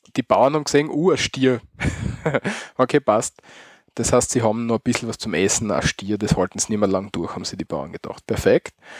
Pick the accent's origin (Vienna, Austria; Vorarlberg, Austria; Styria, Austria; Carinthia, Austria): Styria, Austria; Bei uns in der Steiermark